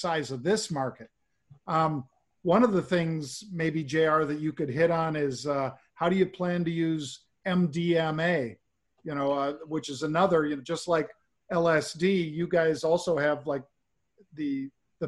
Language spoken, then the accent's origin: English; Bay Area, California, United States; moved away as an adult; now in Chicago, United States; I grew up in the Bay Area